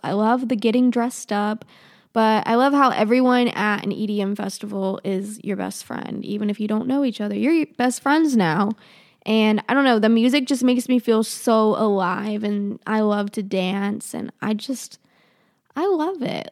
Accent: Charlotte, North Carolina, United States; also born or lived in Russia; I live outside of Charlotte. I've been here pretty much my whole life

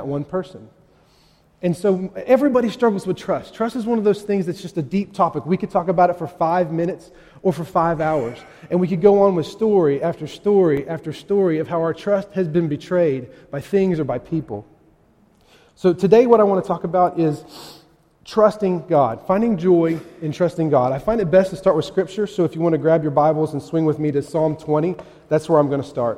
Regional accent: West Virginia, United States; moved away; I grew up in West Virginia

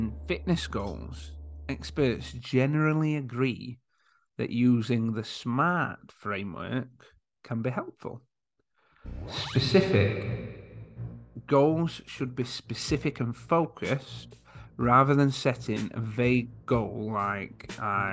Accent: Yorkshire and the Humber, United Kingdom; I am from Yorkshire

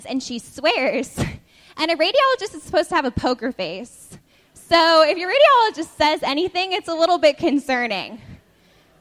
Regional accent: Nevada, United States; moved away as an adult; now in Boston, United States; my freshman year, I came to Boston from Nevada.

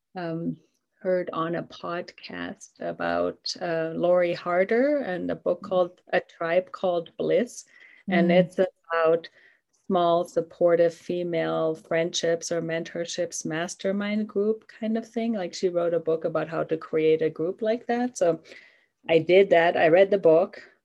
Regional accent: Germany; now in Durango, United States; I live in Colorado, Durango, Colorado. I am originally from Germany.

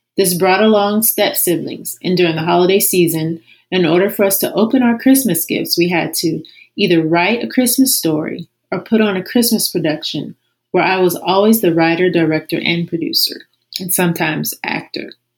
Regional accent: Columbus, Ohio, United States; I was born and raised in Columbus, Ohio.

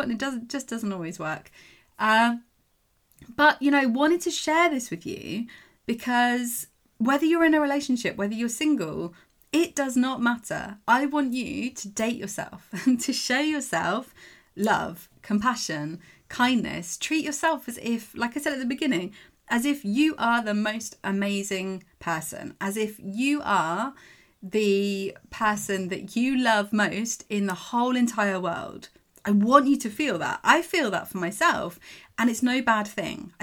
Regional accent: England, United Kingdom; I'm English

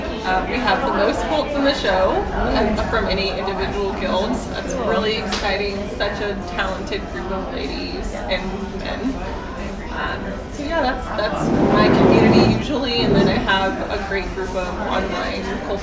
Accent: South Carolina, United States; now in Houston, United States; So I'm from South Carolina originally, but relocated to Houston. I'm the president of the Houston Modern Quilt Guild

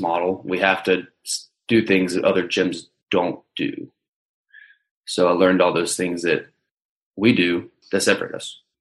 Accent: Charlotte, North Carolina, United States; I'm from Charlotte, North Carolina

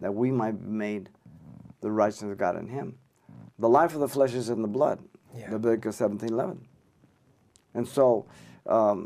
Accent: Los Angeles, California, United States; also born or lived in Mexico City, Mexico; And when I came to the United States, same thing. I went to Our Lady of Loretto here in L.A.

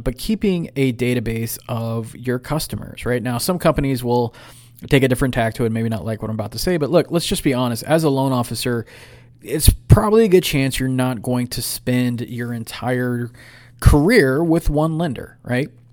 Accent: San Ramon, California, United States; moved away; here in the lovely city of San Ramon, my old hometown

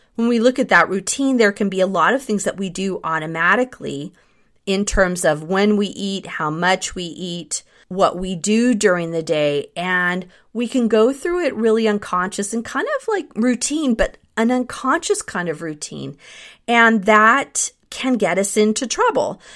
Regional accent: Northern California, United States; that was right at the time when my parents got divorced and we moved from Southern California to Northern California

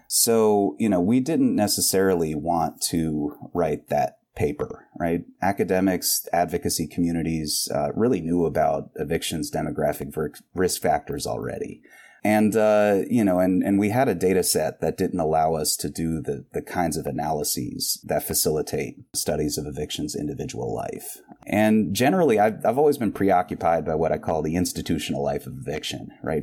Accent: Winston-Salem, North Carolina, United States; this is my hometown

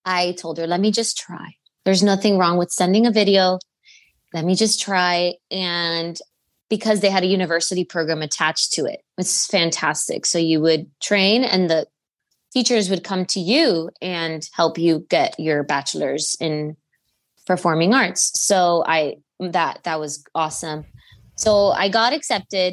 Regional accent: Miami, Florida, United States; moved away as an adult; also born or lived in Cuba (ancestry); now in Charlottesville, United States; I was born in Miami, Florida, and my whole family is from Cuba. My parents are Cuban

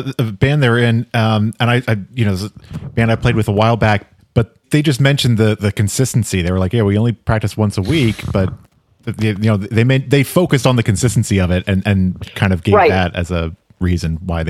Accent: Arlington, Virginia, United States; Ben and I grew up in Arlington.

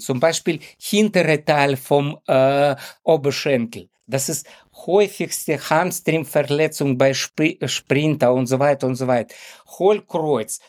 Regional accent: Ukraine; German is a second language; moved away as an adult; now in Hamburg, Germany; ursprünglich stamme ich aus der Ukraine und ich wohne schon fast 30 Jahre in Hamburg

